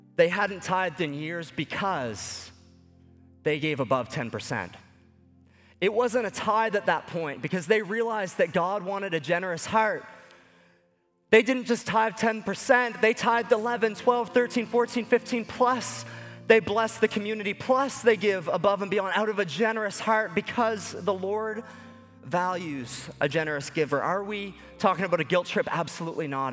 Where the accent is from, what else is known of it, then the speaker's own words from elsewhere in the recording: Lower Sackville, Nova Scotia, Canada; growing up in Lower Sackville, Nova Scotia, just ten minutes away from where Sidney Crosby was born